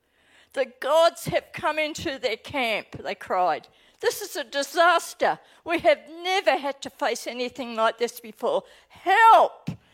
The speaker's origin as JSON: {"language": "English", "country": "Australia", "accent": "Australian", "lives_now": "New Zealand", "said": "as I speak, you'll recognise my accent as being totally Aussie. I live in New Zealand, but as soon as I land back on Tullamarine, I slip back into my Aussie language."}